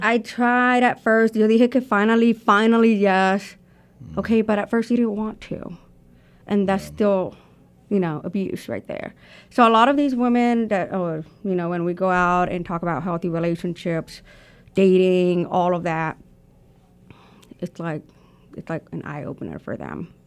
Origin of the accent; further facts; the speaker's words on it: Houston, Texas, United States; also born or lived in Colombia; now in Arkansas, United States; I was born in Houston, Texas